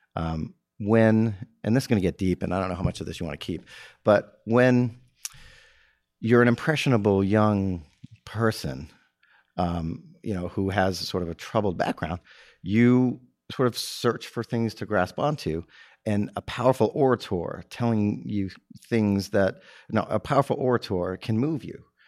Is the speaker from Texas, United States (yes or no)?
yes; Texas, United States; also born or lived in Massachusetts; my mother remarried, and we relocated to Texas when I was ten